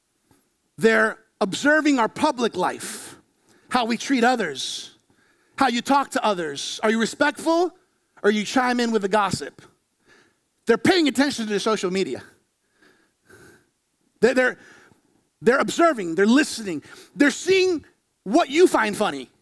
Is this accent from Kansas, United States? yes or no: no; Florida, United States; I was born here in Florida